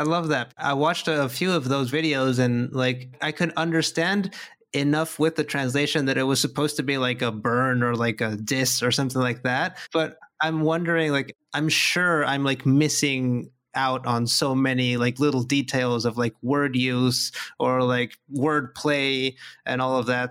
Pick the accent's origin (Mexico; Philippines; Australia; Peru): Mexico; I'm, I'm from Mexico, and I, I live in Mexico